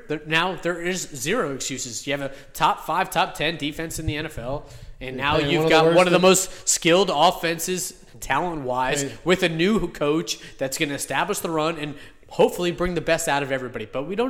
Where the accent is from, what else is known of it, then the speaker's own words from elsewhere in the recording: Miami, Florida, United States; This is what happens when you come into, when you call yourself the king of Miami, and I am born and raised in Miami.